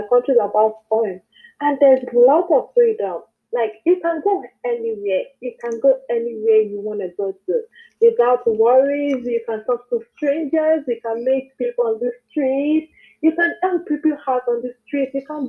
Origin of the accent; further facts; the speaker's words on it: Nigeria; moved away as an adult; now in United States; I'm from Nigeria